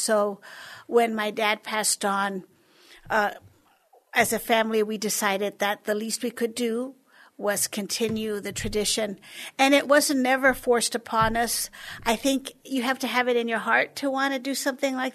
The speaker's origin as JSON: {"language": "English", "town": "San Antonio", "region": "Texas", "country": "United States", "tie": "born or raised there", "said": "I was born and raised here in San Antonio, and I've been here ever since"}